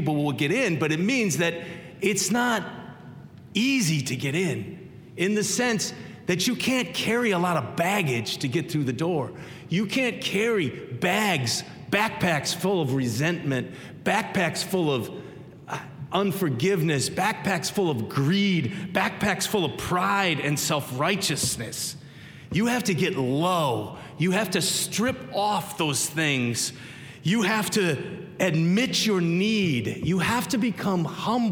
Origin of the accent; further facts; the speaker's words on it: Minnesota, United States; I grew up in Minnesota, middle of seven kids